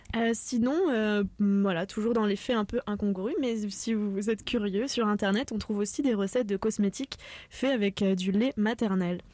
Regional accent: France; now in Canada; puisqu'on est originaire de France

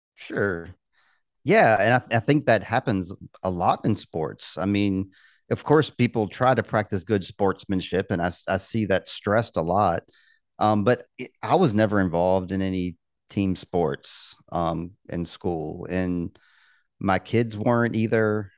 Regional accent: Richmond, Virginia, United States; I'm from Richmond, um, Virginia

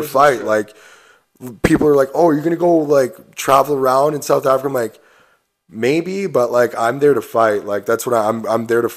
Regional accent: Stratford, Ontario, Canada; I'm from Stratford, and like growing up in Stratford, everyone wants to play hockey

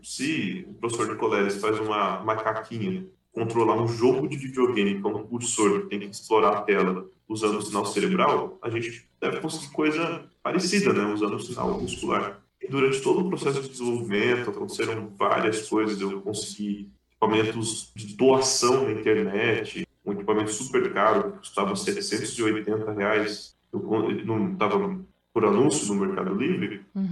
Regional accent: Aquidauana, Mato Grosso do Sul, Brazil; Eu sou de Aquidauana, de uma cidade chamada Aquidauana, é uma cidade de 45 mil habitantes do interior do Mato Grosso do Sul.

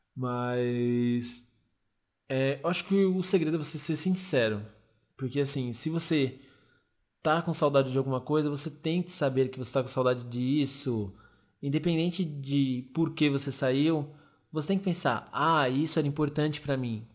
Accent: Arujá, São Paulo, Brazil; eu e os meninos a gente é de Arujá, bem depois de Guarulhos

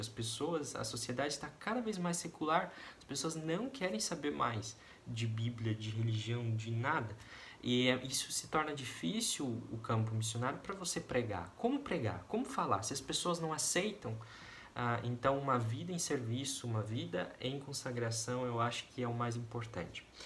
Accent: Guarapuava, Paraná, Brazil; moved away as an adult; also born or lived in Curitiba; eu nasci lá no interior do Paraná, na cidade de Guarapuava

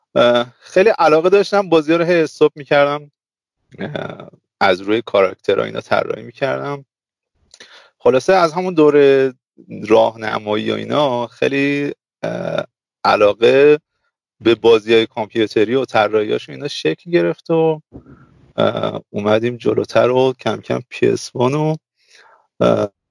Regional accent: Zahedan, Sistan and Baluchestan, Iran; من متولد زاهدانم

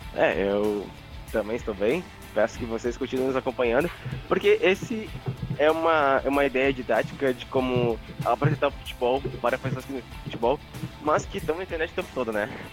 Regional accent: Gaúcho, Rio Grande do Sul, Brazil; a gente, como gaúcho

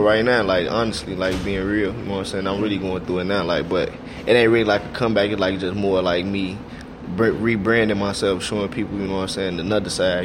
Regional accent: Chicago, Illinois, United States; I'm so Chicago

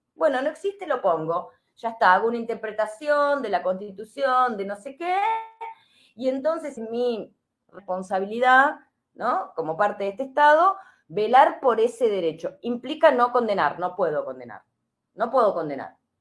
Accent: Argentina; nosotros también, como argentinos y argentinas

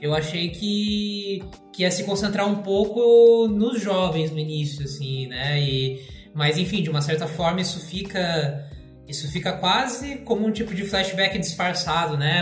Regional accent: Joinville, Santa Catarina, Brazil; now in Curitiba, Brazil; sou de Joinville, moro aqui em Curitiba

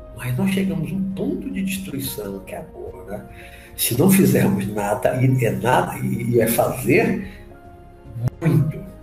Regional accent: Brazil; eu sou brasileiro, eu, eu entendo mais o português

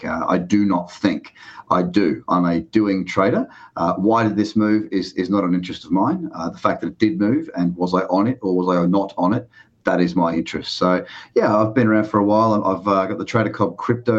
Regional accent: Sydney, New South Wales, Australia; I'm from Bondi Beach, Sydney, Australia. That's where I am now

